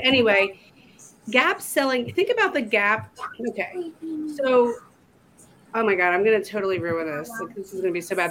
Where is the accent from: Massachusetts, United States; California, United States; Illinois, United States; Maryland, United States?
Maryland, United States; just outside of Baltimore; moved away as an adult; now in Southwest Virginia, United States; I was born and raised in just outside of Baltimore, Maryland, and I moved to Southwest Virginia to for my husband